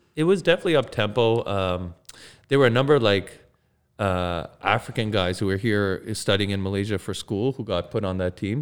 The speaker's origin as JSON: {"language": "English", "town": "Mississauga", "region": "Ontario", "country": "Canada", "tie": "born or raised there", "also_born_or_lived": "Toronto", "said": "I grew up in Mississauga"}